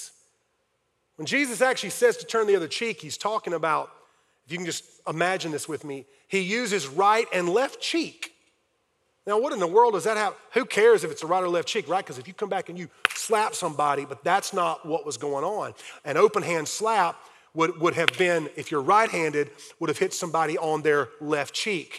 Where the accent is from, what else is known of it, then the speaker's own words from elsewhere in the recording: Fountain Inn, South Carolina, United States; I grew up in Fountain Inn, South Carolina